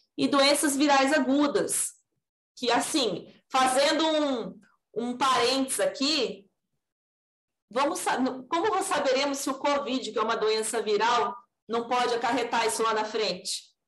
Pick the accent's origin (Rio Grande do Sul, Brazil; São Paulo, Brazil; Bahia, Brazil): São Paulo, Brazil; Assis; moved away as an adult; now in Bauru, Brazil; Originalmente eu sou de São Paulo, mas eu fui criada em Assis, então eu sou do estado de São Paulo mesmo